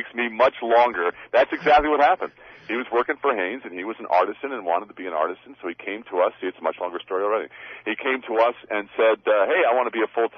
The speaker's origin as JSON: {"language": "English", "area": "Long Island", "region": "New York", "country": "United States", "moved": "as an adult", "lives_now": "Sherman Oaks, Los Angeles, United States", "said": "I'm from Long Island, New York"}